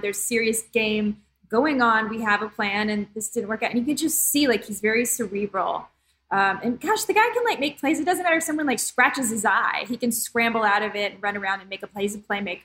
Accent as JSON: {"language": "English", "town": "Dallas", "region": "Texas", "country": "United States", "tie": "born or raised there", "said": "I grew up in Dallas"}